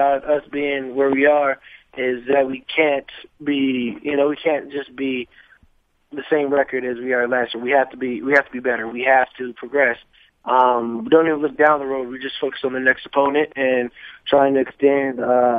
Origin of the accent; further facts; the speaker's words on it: Chandler, Arizona, United States; also born or lived in Minnesota; I moved from Minnesota when I was like 7 or 8. And really grew up in Arizona.